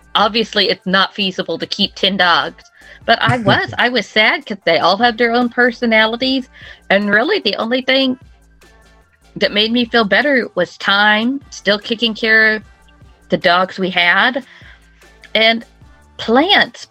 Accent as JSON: {"language": "English", "town": "Oklahoma City", "region": "Oklahoma", "country": "United States", "said": "I am from Oklahoma City, Oklahoma"}